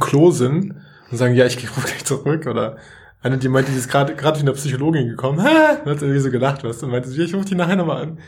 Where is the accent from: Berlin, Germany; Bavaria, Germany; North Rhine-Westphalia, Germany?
Bavaria, Germany; Munich; ich komme aus München